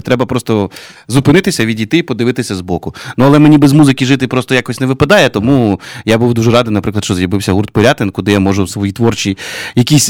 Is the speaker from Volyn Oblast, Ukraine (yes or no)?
no; Kyiv, Ukraine; Ukrainian is a second language; я киянин.